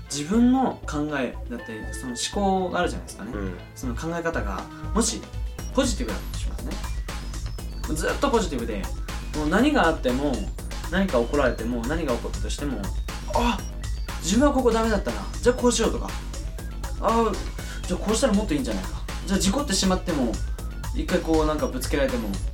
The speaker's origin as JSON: {"language": "Japanese", "region": "Kumamoto", "country": "Japan", "tie": "born or raised there", "moved": "yes", "said": "生まれ育った熊本"}